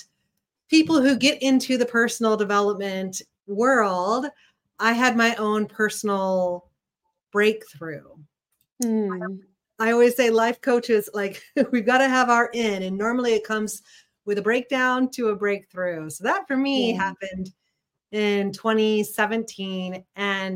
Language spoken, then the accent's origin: English; Missouri, United States; moved away as an adult; also born or lived in San Francisco; now in Chicago, United States; I'm a Midwestern gal at heart. I grew up in Missouri, but when I was 18